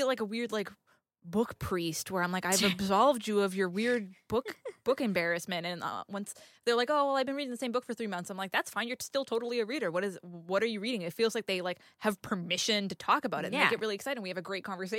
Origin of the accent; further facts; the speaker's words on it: New England, United States; I grew up in New England. We're mean as fuck.